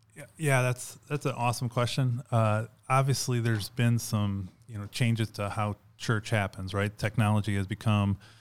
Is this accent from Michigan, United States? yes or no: no; outside of Chicago, Illinois, United States; moved away as an adult; also born or lived in Arizona / South Carolina; I grew up outside of Chicago